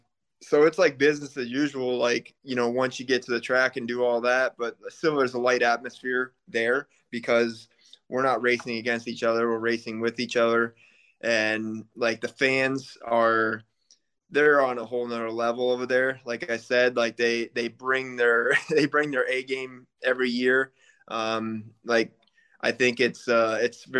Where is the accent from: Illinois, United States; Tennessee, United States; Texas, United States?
Illinois, United States; I'm originally here from Illinois.